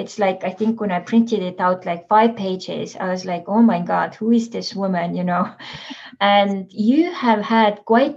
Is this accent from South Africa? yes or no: no; Estonia; now in San Diego, United States; we are from Estonia